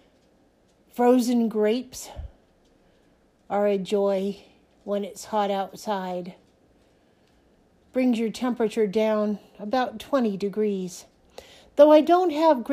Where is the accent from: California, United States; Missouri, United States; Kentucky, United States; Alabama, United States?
California, United States; San Francisco Bay Area; moved away as an adult; also born or lived in Oregon; now in Montrose, United States; I was born in the California Bay Area, San Francisco Bay Area